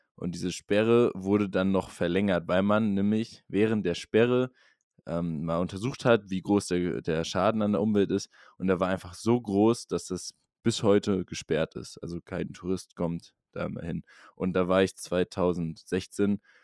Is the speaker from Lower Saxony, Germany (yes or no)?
yes; Norderney, Lower Saxony, Germany; die Insel, wo ich herkomme, Norderney